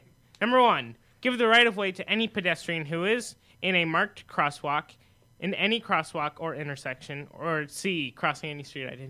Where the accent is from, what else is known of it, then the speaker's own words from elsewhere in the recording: Arizona, United States; we're from Arizona